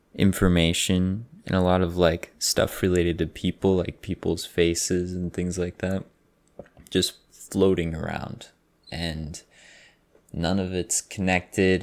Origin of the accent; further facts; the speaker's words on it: Austin, Texas, United States; I'm sixteen years old, and I'm from Austin, Texas